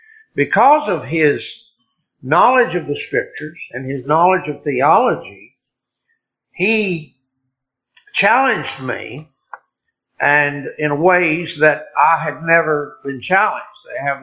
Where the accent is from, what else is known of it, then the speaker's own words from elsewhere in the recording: Deep South, United States; moved away as an adult; also born or lived in Republic of Ireland; I was born in the Deep South and into a Southern Baptist church. And I was reared Southern Baptist in a Southern Baptist church and never intended or expected, frankly, ever to be anything but a Southern Baptist.